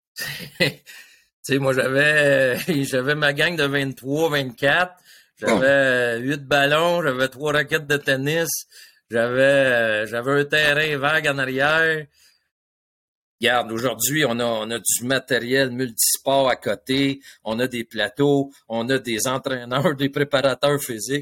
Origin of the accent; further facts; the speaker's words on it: Le Moyne, Quebec, Canada; j'étais un petit gars de ville le sur la rive sud